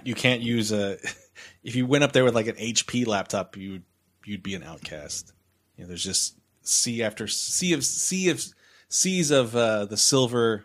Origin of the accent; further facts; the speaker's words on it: San Antonio, Texas, United States; I'm already from San Antonio